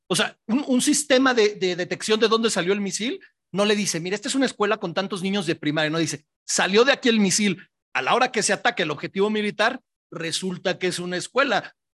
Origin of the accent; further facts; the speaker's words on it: Mexico; como pueblo mexicano